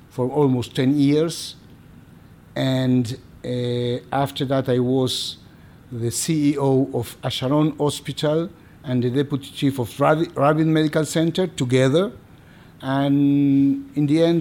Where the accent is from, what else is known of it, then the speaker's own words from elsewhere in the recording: Argentina; moved away as an adult; now in Kfar Saba, Israel; I was born in Argentina. And I finished my medical school in Argentina